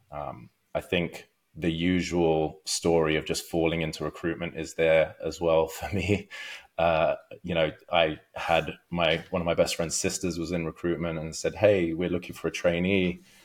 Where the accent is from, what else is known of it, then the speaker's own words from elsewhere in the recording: London, United Kingdom; moved away as an adult; also born or lived in Los Angeles, United States; now in Orange County, United States; I'm from London originally.